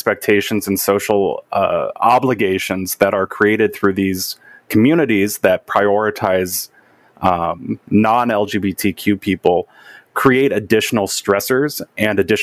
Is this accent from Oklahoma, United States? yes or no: no; Southern Illinois, United States; growing up in Southern Illinois